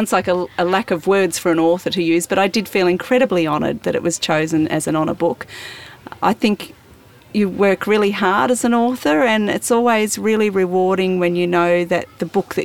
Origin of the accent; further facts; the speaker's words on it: Central Victoria, Australia; I come from Central Victoria